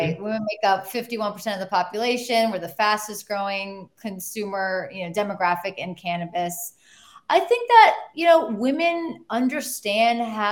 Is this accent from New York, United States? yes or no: yes; New York City, New York, United States; as a New Yorker